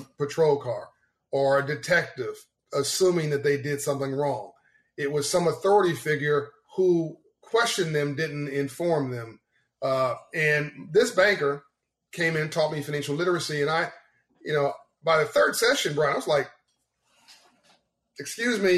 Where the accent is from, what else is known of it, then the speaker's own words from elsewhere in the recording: Los Angeles, California, United States; also born or lived in Compton, California; growing up in South Central LA and Compton